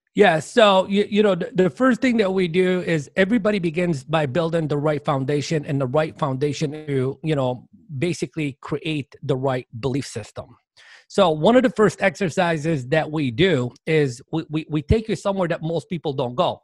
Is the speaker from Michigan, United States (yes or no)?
yes; Dearborn, Michigan, United States; moved away; I grew up in Dearborn, Michigan, which is a suburb of Detroit